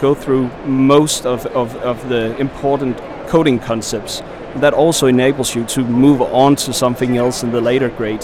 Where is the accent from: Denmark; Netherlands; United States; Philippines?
Denmark; English is a second language; I'm from Denmark.